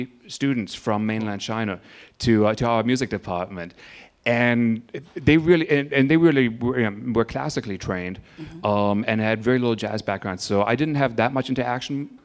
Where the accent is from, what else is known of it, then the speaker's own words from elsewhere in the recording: Vancouver Island, British Columbia, Canada; also born or lived in Germany / San Francisco Bay Area / Oakland; now in Madison, United States; my home in growing up on Vancouver Island in Canada